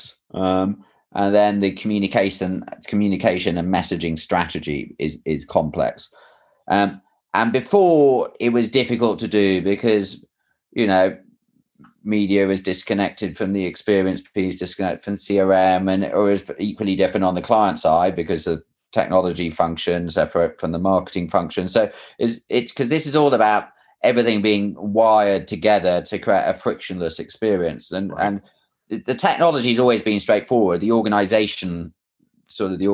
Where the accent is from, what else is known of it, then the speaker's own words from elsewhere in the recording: England, United Kingdom; moved away; I'm English